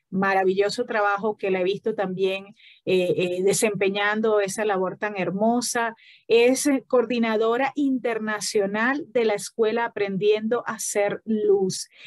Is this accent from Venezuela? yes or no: yes; Falcón, Venezuela; Yo también soy del Estado Falcón.